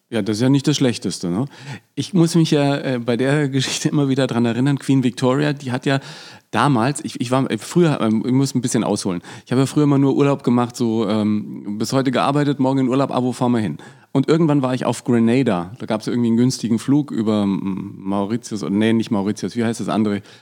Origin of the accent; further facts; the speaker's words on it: Franconia, Bavaria, Germany; für mich als Franke